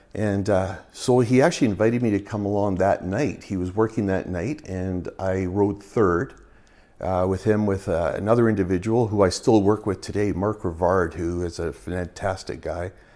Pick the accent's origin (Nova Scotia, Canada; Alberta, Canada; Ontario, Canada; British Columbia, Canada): British Columbia, Canada; Burnaby; now in Prince George, Canada; I was born in Burnaby, so I've always been a B C boy